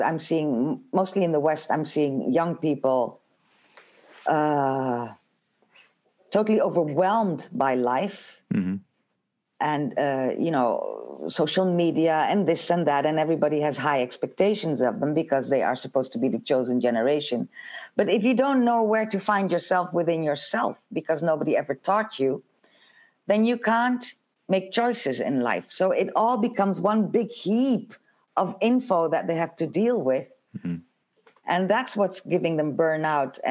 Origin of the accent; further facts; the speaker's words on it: Suriname; also born or lived in Jamaica; I'm from a bicultural background. I come from Suriname, where the Dutch were colonizers